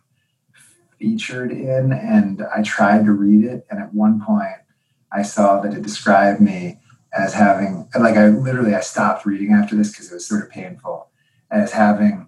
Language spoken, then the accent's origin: English; outside of Philadelphia, Montgomery County, Pennsylvania, United States; now in Cambridge, United States; I grew up outside of Philadelphia, in Montgomery County